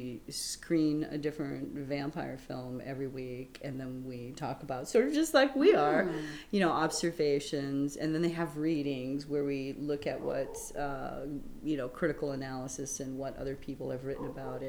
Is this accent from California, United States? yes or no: no; Moline, Illinois, United States; moved away as an adult; now in Chicago, United States; I actually grew up in the Quad Cities, Moline and Rock Island, Davenport and Bettendorf. It's right on the Mississippi River. And I grew up in Moline.